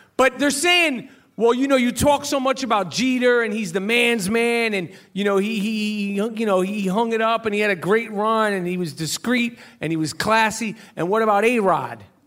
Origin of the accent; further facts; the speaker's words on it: New York City, New York, United States; growing up in New York